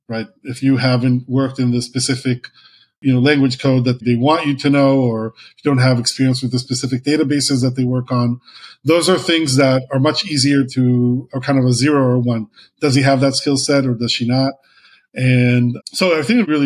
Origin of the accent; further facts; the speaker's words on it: Israel; moved away as an adult; I was a guy from Israel who used to be a lawyer